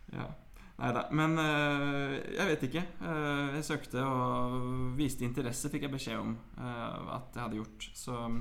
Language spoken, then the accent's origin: Norwegian; Oslo, Norway; Jeg er født på Aker sykehus, vokste opp på Grønland og flytta til Grorud da jeg var ti